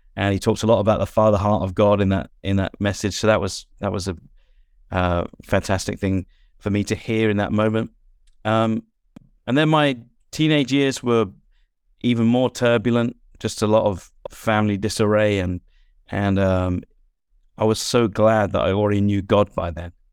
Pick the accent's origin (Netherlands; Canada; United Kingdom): United Kingdom; England; as an English person